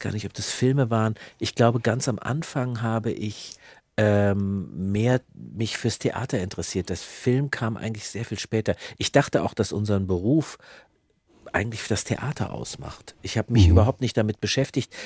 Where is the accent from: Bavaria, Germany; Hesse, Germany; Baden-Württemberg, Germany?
Hesse, Germany; countryside near Frankfurt; Da, wo ich herkomme, ich habe ich hab die Pubertät in, äh, in, in, auf dem Land oder in der Nähe von Frankfurt erlebt